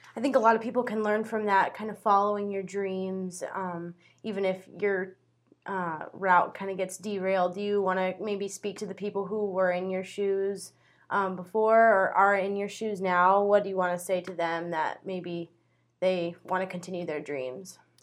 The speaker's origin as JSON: {"language": "English", "town": "Paxton", "region": "Nebraska", "country": "United States", "said": "an agricultural and environmental sciences communication student from Paxton, Nebraska"}